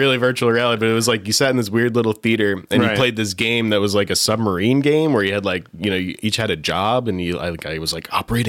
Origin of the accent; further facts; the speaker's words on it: Connecticut, United States; I grew up in Connecticut